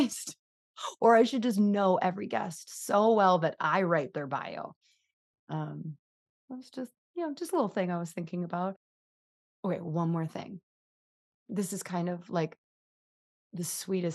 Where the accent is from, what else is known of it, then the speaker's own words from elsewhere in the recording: United States; accent: American; I'm just going to keep my American accent on the thing.